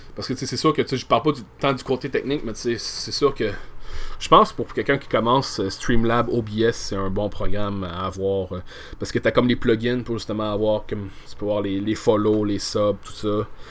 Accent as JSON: {"language": "French", "region": "Quebec", "country": "Canada", "said": "en étant au Québec"}